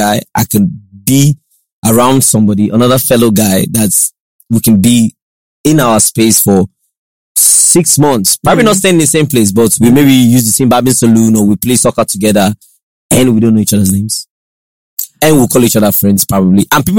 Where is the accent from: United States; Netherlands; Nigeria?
Nigeria; Lagos; I grew up in Lagos, right? I did my primary school in Lagos. I did my secondary school in Lagos.